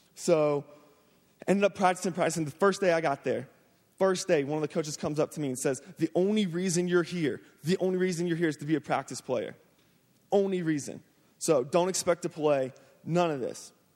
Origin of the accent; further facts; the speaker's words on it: Jacksonville, Florida, United States; I'm from Jacksonville, Florida. Um, I grew up playing football, man, since I was the age of four. I just, and it's the culture there in Florida